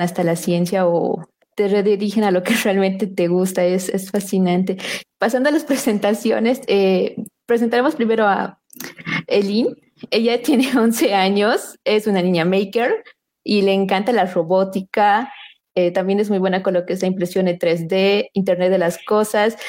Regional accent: Bolivia; nosotros como bolivianos

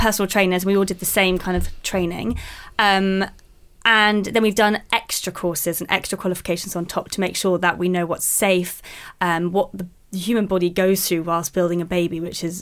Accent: London, United Kingdom; I grew up in London, still live in London now

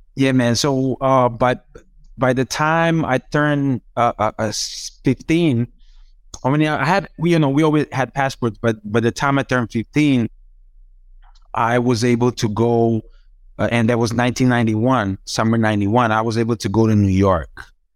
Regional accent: Zagreb, City of Zagreb, Croatia; English is a second language; I started learning English from, like, when I was, like, maybe five, six in my building in Zagreb

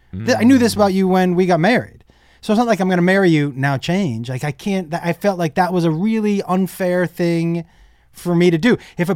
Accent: Massachusetts, United States; I grew up in Massachusetts in a small little town in Western Mass. And so we were all friendly.

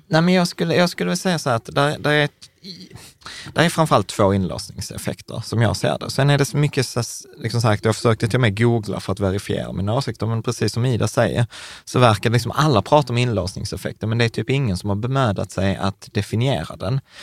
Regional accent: Malmö, Skåne, Sweden; vi är Malmöbor.

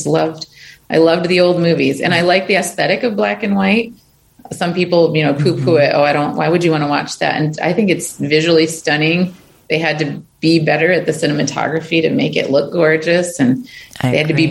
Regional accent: rural Michigan, United States; growing up in Michigan, in rural Michigan

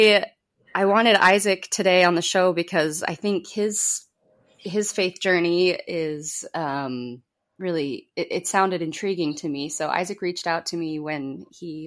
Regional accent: Utah, United States; we're from Utah, which is the kind of the headquarters of Mormonism

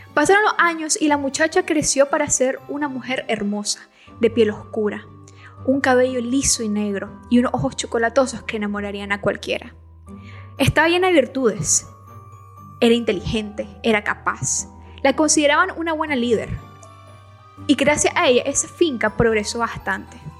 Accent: Nicaragua; soy nicaragüense

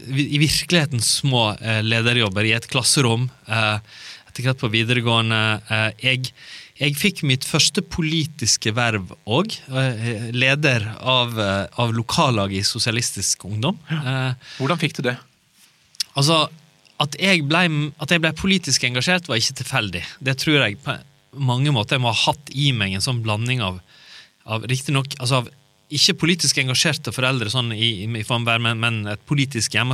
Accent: Naustdal, Vestland, Norway; born or raised there; moved away; also born or lived in Kristiansand

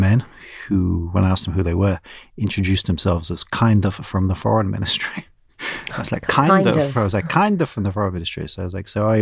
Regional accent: United Kingdom; moved away; also born or lived in Russia

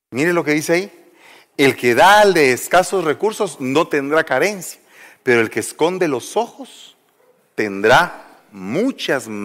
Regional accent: Guatemala; moved away; Entonces, yo vine de Guatemala y venía acá, y entonces vine aquí a pasar un periodo como el que todos pasamos, de ubicación

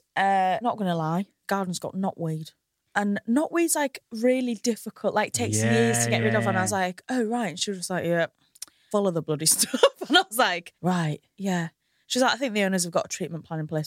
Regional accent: Hull, Yorkshire and the Humber, United Kingdom; also born or lived in Manchester; now in London, United Kingdom

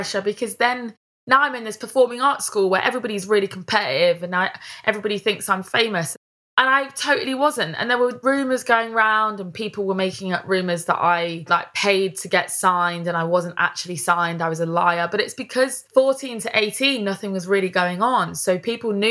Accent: Leicester, East Midlands, United Kingdom; moved away as an adult; also born or lived in Charnwood, Leicestershire; now in London, United Kingdom; because I'm from Leicester, I say things in a different way. And the way that me and my mates talk to each other, like we all speak a little bit differently to how people talk down here in London

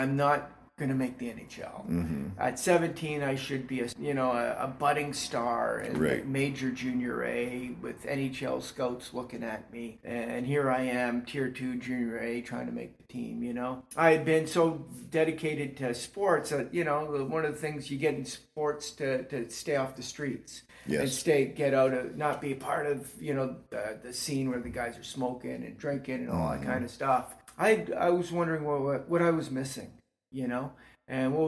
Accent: St. Catharines, Ontario, Canada; I come from St. Catharines. Mm-hmm. That's where I was born and raised.

